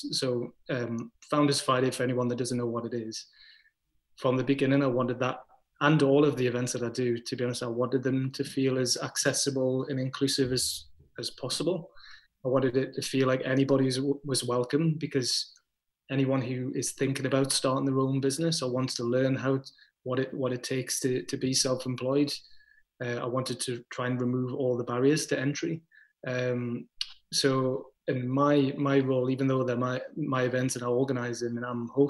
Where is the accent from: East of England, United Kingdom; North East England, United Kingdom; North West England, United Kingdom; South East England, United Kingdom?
North East England, United Kingdom; Crawcrook; I grew up in a place called Crowcrook, which is way in the west of Gateshead